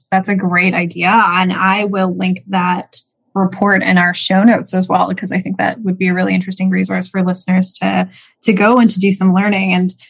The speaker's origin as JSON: {"language": "English", "country": "Canada", "tie": "born or raised there", "said": "I was born and raised in Canada, but my parents are settlers as immigrants to this land."}